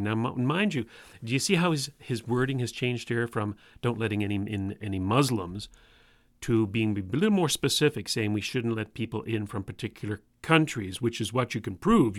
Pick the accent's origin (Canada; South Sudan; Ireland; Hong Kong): Canada; if I were an American and I'm not, remember folks, I'm Canadian